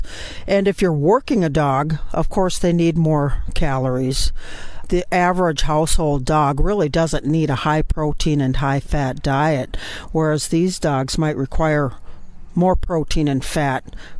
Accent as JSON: {"language": "English", "region": "Southern Illinois", "country": "United States", "said": "I'm from Southern Illinois"}